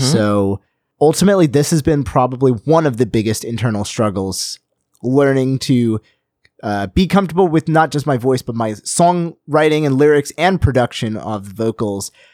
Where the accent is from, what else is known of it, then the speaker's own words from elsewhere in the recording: United States; I'm an American